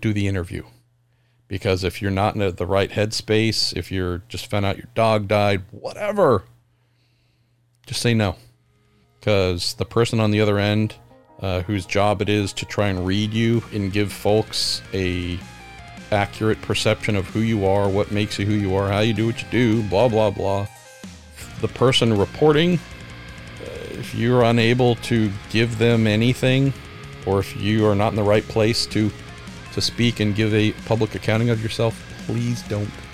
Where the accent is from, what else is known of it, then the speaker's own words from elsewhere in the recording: United States; I'm an American